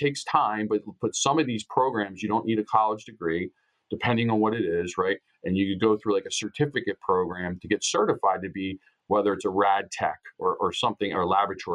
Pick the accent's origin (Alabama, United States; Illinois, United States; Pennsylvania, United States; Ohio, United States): Pennsylvania, United States; Upper Darby; my hometown of Upper Darby, Pennsylvania